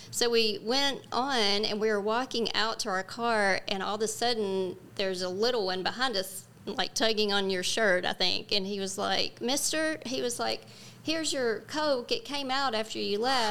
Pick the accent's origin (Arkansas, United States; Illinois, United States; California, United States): Arkansas, United States; West Memphis; moved away; we are both from West Memphis, and um, our families knew each other